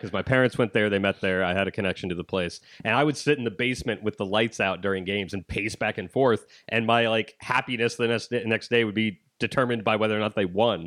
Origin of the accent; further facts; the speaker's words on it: Ohio, United States; I'm from Ohio